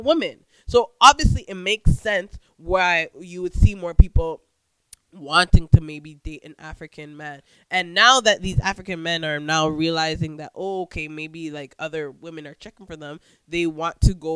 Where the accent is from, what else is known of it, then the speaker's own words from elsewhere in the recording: Jamaica; we Jamaican women